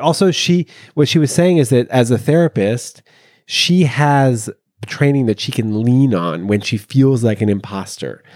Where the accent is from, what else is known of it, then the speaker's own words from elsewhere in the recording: Canada; also born or lived in Montreal; I live in Montreal, and I am Canadian